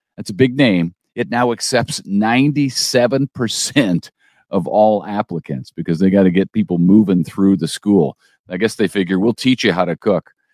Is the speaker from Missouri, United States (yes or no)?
yes; St. Louis, Missouri, United States; I grew up in Saint Louis